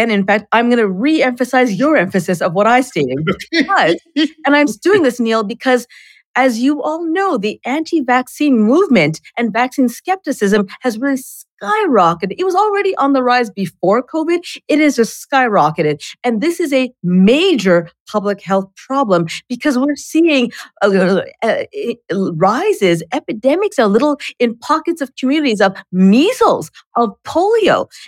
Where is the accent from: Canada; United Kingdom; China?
Canada; and I'm Canadian, so I got smallpox in Canada.